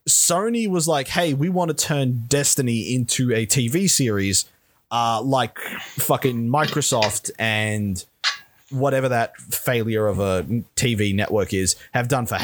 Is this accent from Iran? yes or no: no; Australia; Yeah, this but we're Australian.